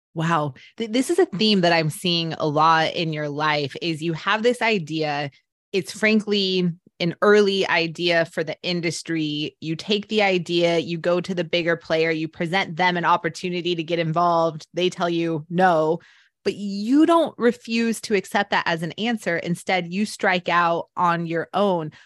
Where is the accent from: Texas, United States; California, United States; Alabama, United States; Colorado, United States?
Colorado, United States; Denver; I'm born and raised in Denver